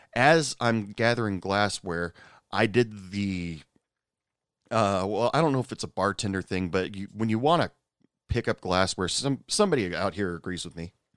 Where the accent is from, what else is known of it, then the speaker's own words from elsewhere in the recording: Oregon, United States; moved away; I'm originally from Oregon